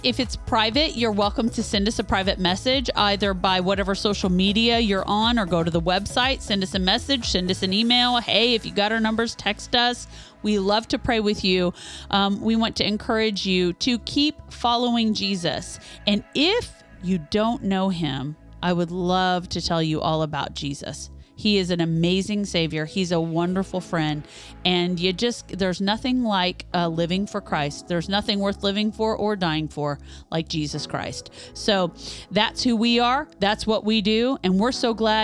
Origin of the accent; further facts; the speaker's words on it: Northeast Kansas, United States; now in Louisville, United States; Terry and I are from Kansas, originally from Kansas, Western Kansas for Terry, Northeast Kansas for me, very, very, very close to Kansas City